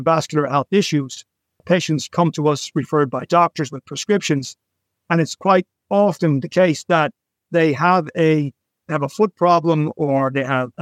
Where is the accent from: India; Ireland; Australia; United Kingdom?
Ireland; Dublin, Leinster; now in New York City, United States; I was born in Dublin and I've lived in cities my whole life